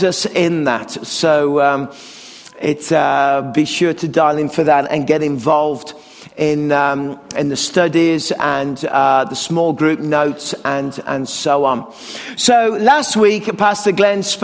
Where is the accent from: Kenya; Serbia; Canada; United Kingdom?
Canada; as a Canadian